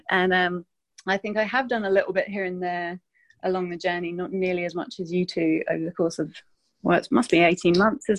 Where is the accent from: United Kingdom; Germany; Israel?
United Kingdom; England; also born or lived in London / France; now in Sydney, Australia; I'm from England originally, but I think my accent's a bit of a mess these days because I've lived in quite a few different countries. So spent a lot of time in London and France, and then moved to Sydney, which I absolutely love.